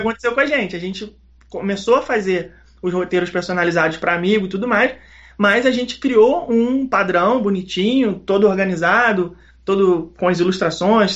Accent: Rio de Janeiro, Brazil; sou carioca malandrinho, surfistinha

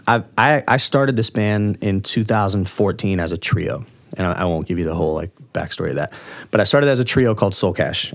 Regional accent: Largo, Florida, United States; I grew up in Orange Lake Village in Largo, which is kind of a, like, white, trashy neighborhood

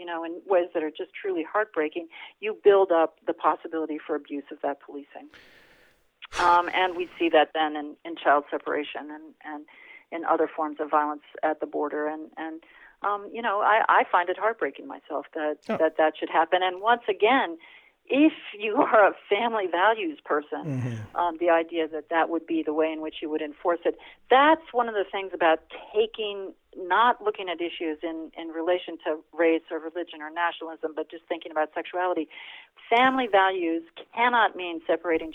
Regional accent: Iowa, United States; I grew up in Iowa

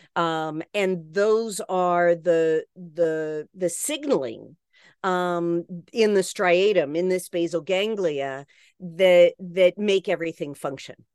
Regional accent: West Virginia, United States; where I grew up in West Virginia, we sent canaries into the coal mine

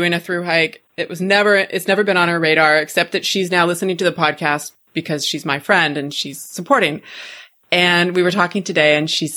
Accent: Pacific Northwest, United States; moved away; I'm originally from the Pacific Northwest.

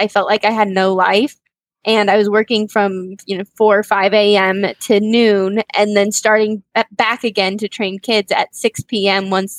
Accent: Las Vegas, Nevada, United States; moved away as an adult; also born or lived in Salt Lake City, Utah; now in Clearwater, United States; I was born and raised in Las Vegas, Nevada. Then I was pushed out of Vegas by my parents to go experience life in the mountains and just a different atmosphere. So I went to school in the University of Utah. So Salt Lake City

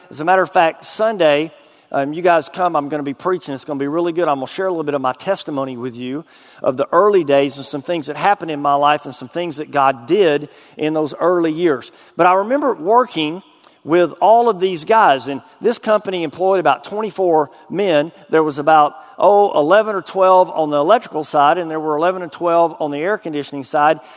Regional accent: Texas, United States; moved away as an adult; now in Arkansas, United States; I was a drug dealer in my hometown

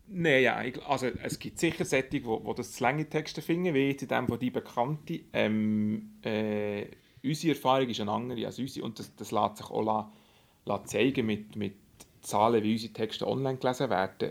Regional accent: Burgdorf, Bern, Switzerland; also born or lived in Zurich; wo ich aufgewachsen in Burgdorf

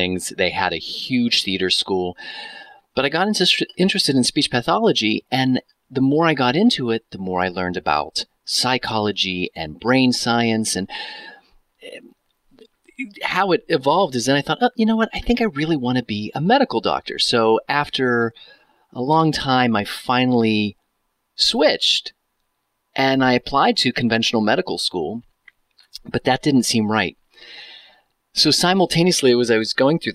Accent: Pittsburgh, Pennsylvania, United States; moved away as an adult; now in Seattle, United States; growing up in Pittsburgh

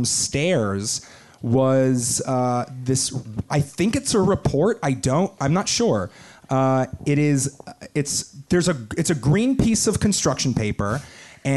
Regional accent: Long Island, New York, United States; I'm from Long Island.

